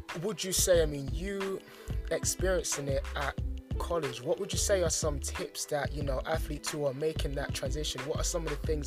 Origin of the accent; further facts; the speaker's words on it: London, United Kingdom; me growing up in London